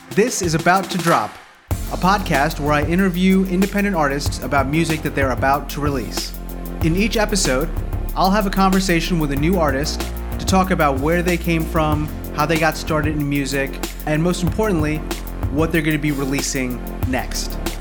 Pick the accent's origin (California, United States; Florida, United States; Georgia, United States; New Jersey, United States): New Jersey, United States; I grew up in Jersey. I was like an hour south of of New York